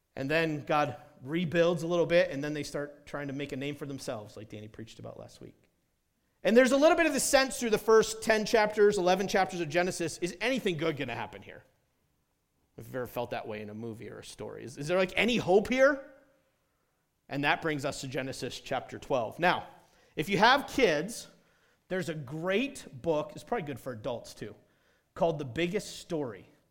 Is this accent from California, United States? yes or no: no; New Hampshire, United States; moved away as an adult; also born or lived in South Carolina / Indiana; I grew up in New Hampshire